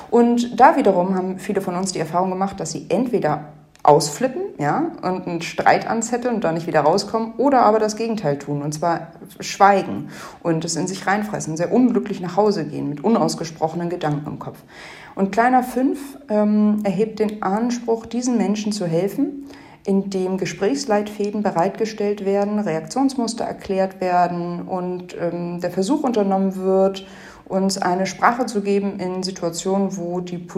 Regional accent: Hamburg, Germany; Ich bin in Deutschland, in Hamburg groß geworden.

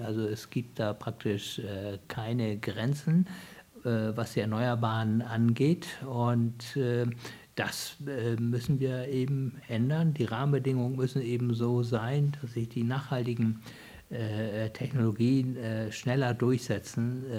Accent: Hamburg, Germany; ich bin ja in Hamburg geboren

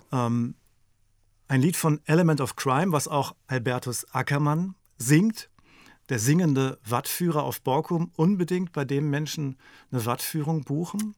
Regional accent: Lüneburg Heath, Lower Saxony, Germany; moved away as an adult; also born or lived in Magdeburg / East Frisia; ich bin ja in der Lüneburger Heide aufgewachsen

